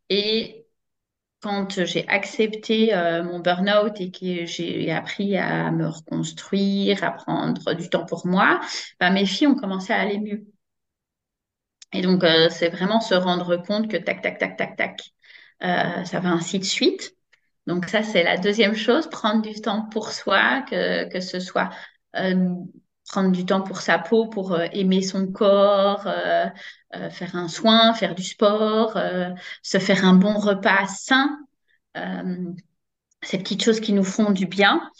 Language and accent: French; Braine-l'Alleud, Wallonia, Belgium; je suis de Brenne Lalleux.